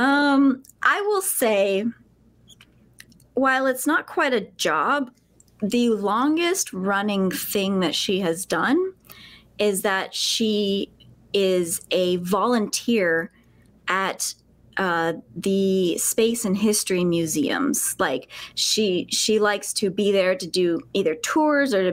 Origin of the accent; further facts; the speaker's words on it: Alabama, United States; moved away as an adult; I was a spelunker for many years throughout high school and even middle school, high school, and then here a bit after before I moved away from Alabama, which is where I'm from